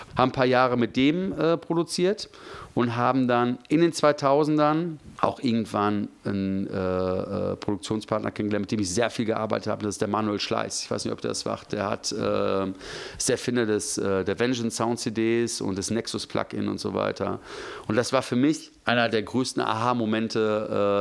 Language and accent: German; Gevelsberg, North Rhine-Westphalia, Germany; moved away as an adult; also born or lived in Hagen; now in Frankfurt, Germany; ich bin in, vor 45 Jahren in Hagen geboren äh, worden, bin aber in Gevelsberg aufgewachsen.